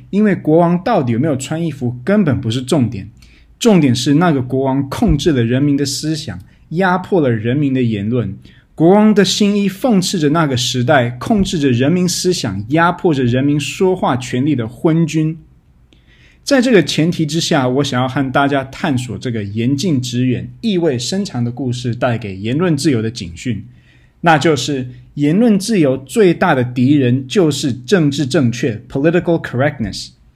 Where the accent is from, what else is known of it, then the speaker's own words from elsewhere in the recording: Taiwan; 身为台湾人的我们